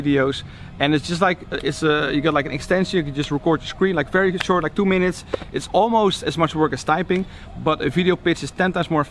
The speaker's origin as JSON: {"language": "English", "country": "Netherlands", "said": "I'm from Holland, so we say Nikon."}